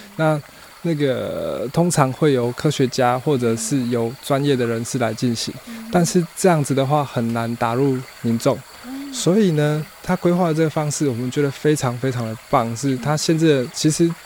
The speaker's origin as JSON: {"language": "Chinese", "region": "Yilan County", "country": "Taiwan", "said": "我是宜兰人"}